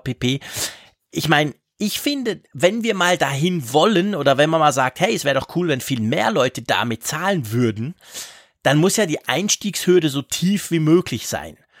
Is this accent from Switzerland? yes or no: yes; Switzerland; wir Schweizer